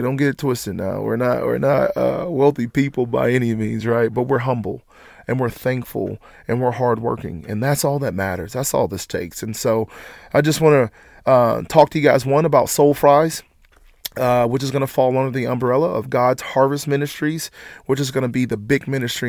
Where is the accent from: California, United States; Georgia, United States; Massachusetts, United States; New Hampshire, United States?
Georgia, United States; Atlanta; moved away as an adult; now in Lexington, United States; we're all originally from Atlanta, Georgia